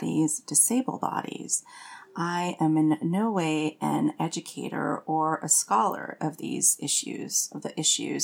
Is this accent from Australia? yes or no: no; Canada; now in Austin, United States; I'm French Canadian. And my work is as a yoga therapist, writer, and witch. And I live with my family in Austin, Texas